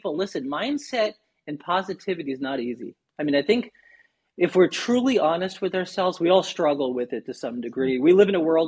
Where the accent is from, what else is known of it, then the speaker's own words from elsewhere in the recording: New York, United States; moved away as an adult; now in Naples, United States; born and raised in New York. In 2008, my family and I relocated down to beautiful Southwest Florida, right in the Naples area